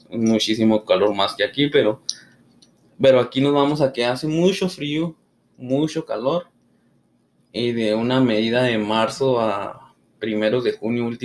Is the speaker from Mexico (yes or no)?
yes; Chihuahua, Mexico; De hecho, dijimos Ascensión Juárez, pero somos de Chihuahua.